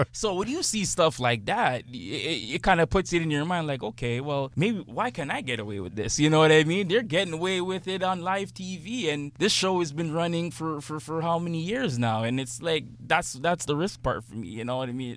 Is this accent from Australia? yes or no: no; Toronto, Ontario, Canada; not your usual kid growing up in Scarborough